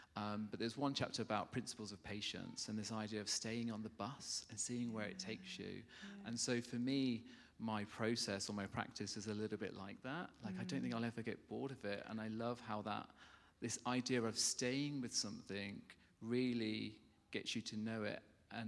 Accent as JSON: {"language": "English", "town": "Witbank", "region": "Mpumalanga", "country": "South Africa", "tie": "born or raised there", "also_born_or_lived": "Scotland / South Staffordshire", "said": "So I grew up in South Africa, I moved to Witbank, which is, Witbank means, the South African name, Amelahani, means place of coal."}